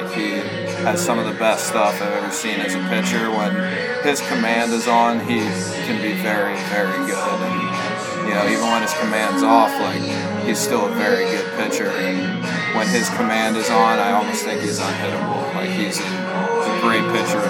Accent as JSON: {"language": "English", "town": "Cincinnati", "region": "Ohio", "country": "United States", "moved": "yes", "lives_now": "Tennessee, United States", "said": "I'm from Cincinnati, which is about 3.5 hours away"}